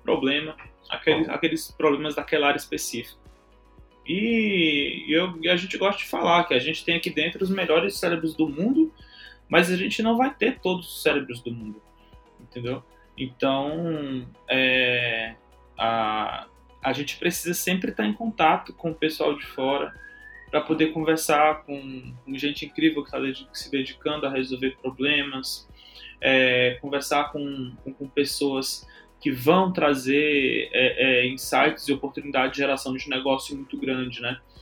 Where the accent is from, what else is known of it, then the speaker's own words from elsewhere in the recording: Fortaleza, Ceará, Brazil; also born or lived in Teresina, Piauí; sou de Teresina, Piauí, cresci em Fortaleza